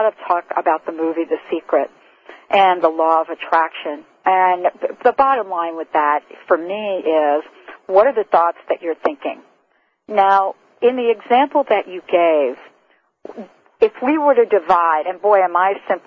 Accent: New York, United States; I'm from New York, too

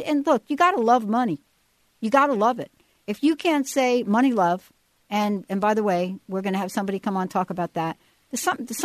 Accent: United States; also born or lived in New Jersey; now in Denver, United States; I grew up in New York and New Jersey

